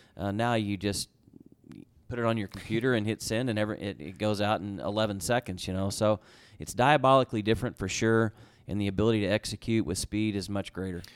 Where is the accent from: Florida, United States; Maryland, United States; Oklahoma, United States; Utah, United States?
Oklahoma, United States; Tulsa; moved away as an adult; now in Edmonton, Canada; I'm from the Tulsa area